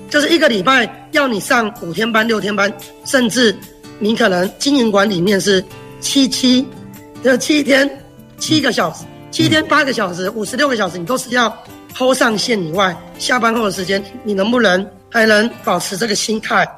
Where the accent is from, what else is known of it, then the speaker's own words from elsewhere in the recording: Chiayi, Chiayi City, Taiwan; moved away as an adult; also born or lived in Taipei; 我们都很大声地来说，哎，我们来自嘉义